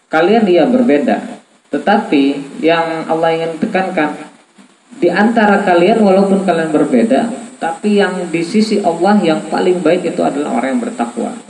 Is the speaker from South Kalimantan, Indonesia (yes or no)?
yes; South Kalimantan, Indonesia; Contoh saya dengan istri saya, saya orang Banjar, istri orang Bandung.